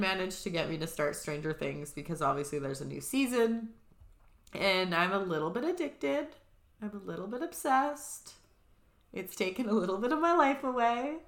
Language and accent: English; Vancouver Island, British Columbia, Canada; so we're obviously from Vancouver Island.